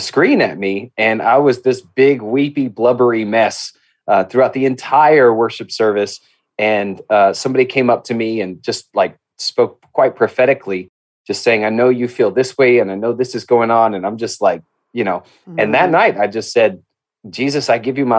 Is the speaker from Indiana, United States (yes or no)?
no; Albuquerque, New Mexico, United States; I grew up in Albuquerque, New Mexico. That's where I grew up